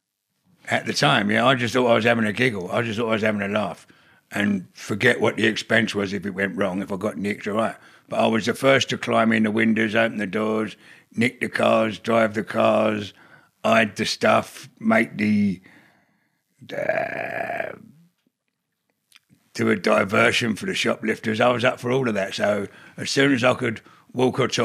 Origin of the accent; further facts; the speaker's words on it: London, United Kingdom; I grew up in South London, Bermondsey and Forest Hill